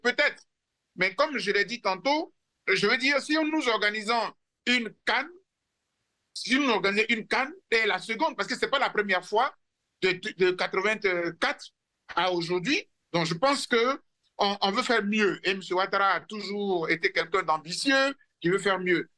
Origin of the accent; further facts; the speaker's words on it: Côte d’Ivoire; je me suis senti fier en tant qu'Ivoirien